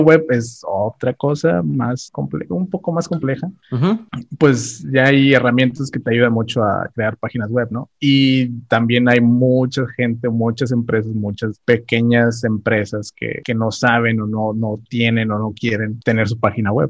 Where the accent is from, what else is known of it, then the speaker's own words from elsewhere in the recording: Ciudad Victoria, Tamaulipas, Mexico; soy originario de Ciudad Victoria, Tamaulipas